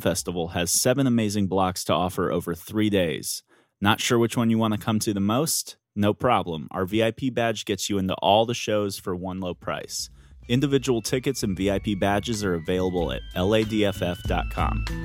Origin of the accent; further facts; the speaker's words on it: United States; As an American